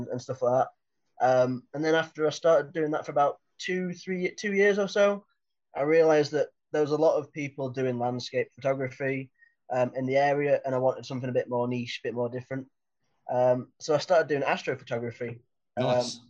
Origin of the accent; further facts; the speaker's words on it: Lake District, North West England, United Kingdom; So I'm from the Lake District